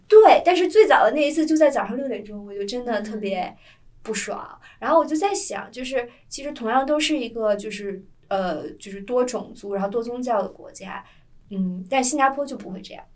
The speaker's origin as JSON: {"language": "Chinese", "region": "northern China", "country": "China", "said": "作为一个北方人，之前我都说堵车"}